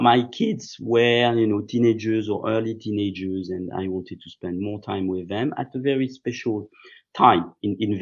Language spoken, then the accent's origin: English; Saint-Cloud, Île-de-France, France; English is a second language; also born or lived in London; I was not really connected with my home community in Saint-Cloud. I was a bit of a stranger in my hometown.